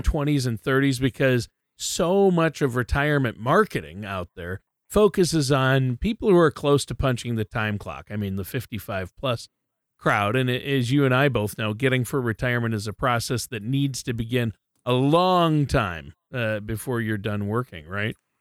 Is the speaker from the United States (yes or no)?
yes; Minnesota, United States; moved away; also born or lived in Southern California; I grew up in Minnesota